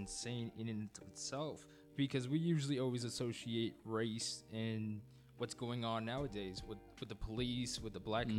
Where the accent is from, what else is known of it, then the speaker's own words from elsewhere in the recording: New Jersey, United States; I was what they considered a white kid living in Jersey at the time, and I remember that when my teachers found out I was part Dominican and also Chinese